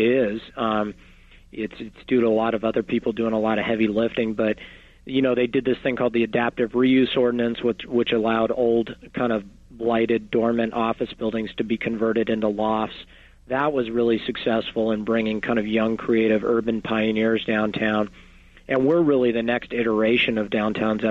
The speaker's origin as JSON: {"language": "English", "town": "Los Angeles", "region": "California", "country": "United States", "tie": "born or raised there", "said": "I was born and raised in Los Angeles"}